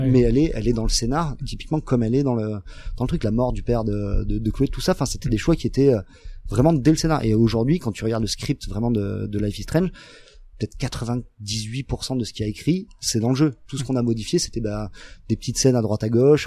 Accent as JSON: {"language": "French", "country": "France", "said": "nous en tant en tant que français"}